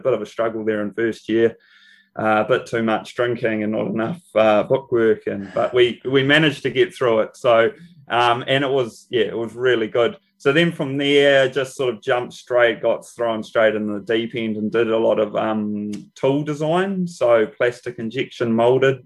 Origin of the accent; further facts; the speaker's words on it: Whanganui, Manawatū-Whanganui, New Zealand; I grew up in Whanganui, on the west coast of the North Island, New Zealand.